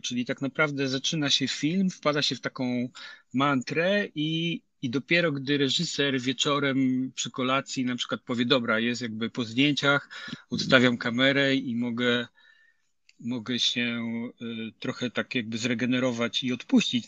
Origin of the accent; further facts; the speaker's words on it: Nysa, Opole Voivodeship, Poland; also born or lived in Lower Silesia; ja pochodzę z Nysy